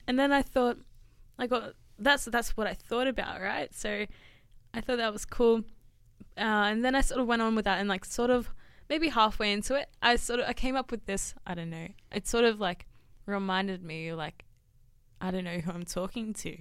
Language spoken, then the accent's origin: English; Sutherland Shire, New South Wales, Australia; I'm from the Sutherland Shire